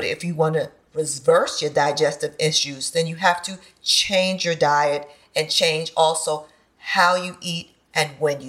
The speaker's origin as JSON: {"language": "English", "town": "Bronx", "region": "New York", "country": "United States", "tie": "born or raised there", "said": "So I did grow up eating a lot of highly processed foods."}